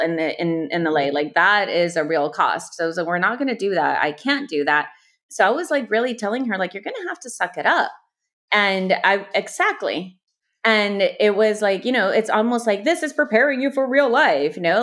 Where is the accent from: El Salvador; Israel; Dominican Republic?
El Salvador; also born or lived in Houston, Texas, United States / Mexico; now in Los Angeles, United States; I was born in Houston, two padres from El Salvador, my mom and my dad. My dad still lives in Houston. My mom moved back to El Salvador when I was six, so I grew up a proud salvadoreña